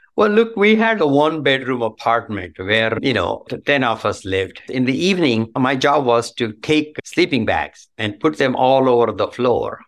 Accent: Belagavi, Karnataka, India; moved away as an adult; now in United States; I was born in Belgavi, in a small town in Karnataka, southern part of India

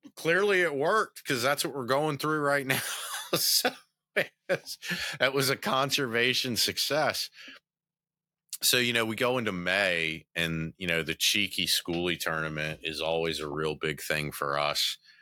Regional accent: the South, United States; I'm from the South

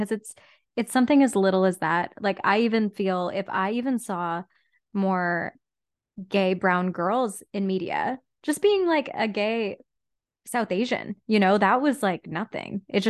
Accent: Whitby, Ontario, Canada; I mean, even same for me growing up in Whitby, Ontario. Like, the moment I stepped into Toronto, I was like, oh my gosh, the world.

